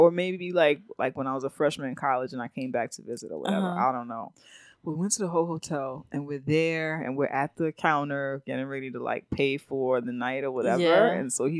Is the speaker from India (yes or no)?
no; Jamaica; Well, but I'm Jamaican.